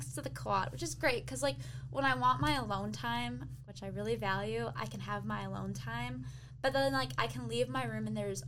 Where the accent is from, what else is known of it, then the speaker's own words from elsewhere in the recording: South Lyon, Michigan, United States; I'm from South Line, which is our way.